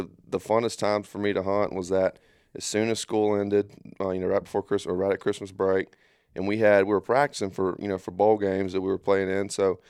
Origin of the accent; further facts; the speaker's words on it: Darby, Mississippi, United States; from Darby, Mississippi. It's like 20 minutes from Columbia, kind of. Yeah. It's just a little small farming community.